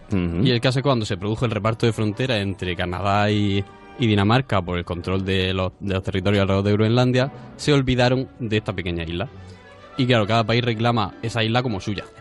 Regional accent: Region of Murcia, Spain; nosotros que somos murcianos vamos a tirar para nuestra tierra

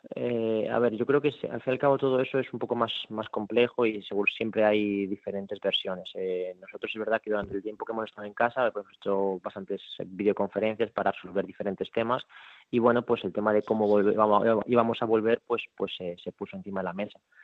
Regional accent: Madrid, Community of Madrid, Spain; moved away as an adult; now in Porto, Portugal; nosotros somos de Madrid

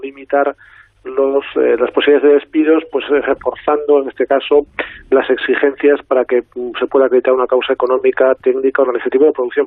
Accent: Galicia, Spain; aquí voy a contestar como gallego

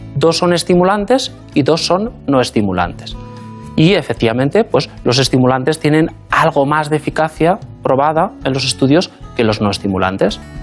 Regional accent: Basque Country, Spain; born or raised there; moved away as an adult; also born or lived in Madrid / London

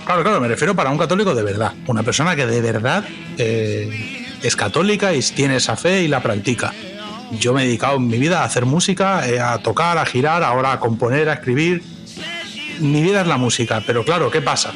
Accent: Catalonia, Spain; now in United States

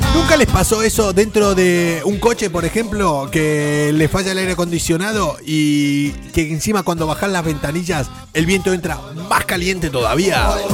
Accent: Argentina; also born or lived in Madrid, Spain; now in Spain; No tenemos muy buen recuerdo los argentinos

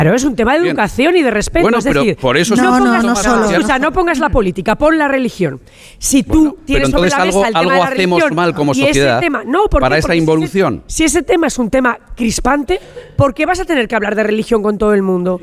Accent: La Rioja, Spain; soy riojana y como riojana, en esta Santa Rioja eh, eh, me he pasado toda mi infancia en las comidas familiares

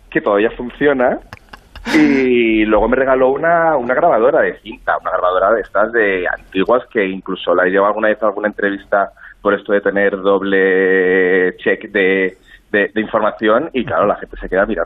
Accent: Castile, Spain; yo soy castellano.

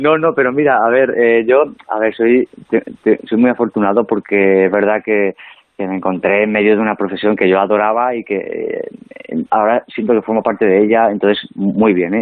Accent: El Provencio, Castilla-La Mancha, Spain; moved away; el Provencio, mi pueblo, es, pertenece a la provincia de Cuenca. O sea, yo en ah. realidad soy nacido allí

